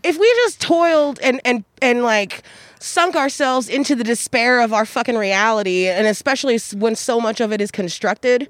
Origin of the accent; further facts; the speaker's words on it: Wichita, Kansas, United States; now in Eugene, United States; I'm from Wichita, Kansas